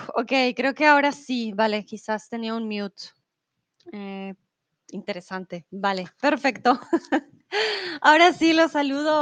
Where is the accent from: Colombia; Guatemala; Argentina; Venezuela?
Colombia; Bogotá; also born or lived in Mexico; now in Germany; soy de Colombia, de la capital de Bogotá. Comúnmente vivo en Alemania, ahora estoy en México